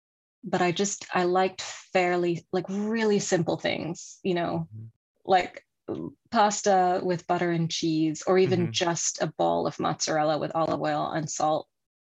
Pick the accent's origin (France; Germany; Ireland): France; also born or lived in Kuwait / Sudan / England; When I was very small, I was in Kuwait and Sudan and England. And then we moved to France when I was 9.